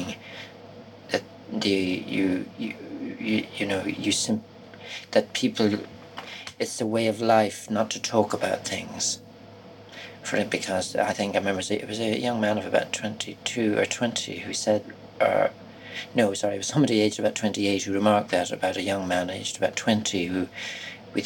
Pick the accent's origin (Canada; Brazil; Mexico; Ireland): Ireland